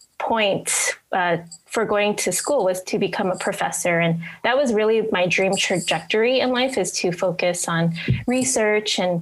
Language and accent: English; Aiea, Hawaii, United States; moved away as an adult; also born or lived in Orange County, California / Los Angeles, California; I'm from Hawaii, specifically Aiea, and born and raised here